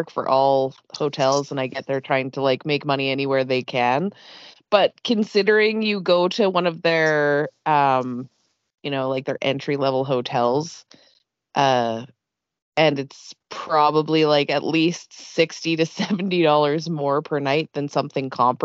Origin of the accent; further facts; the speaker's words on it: Canada; I'm Canadian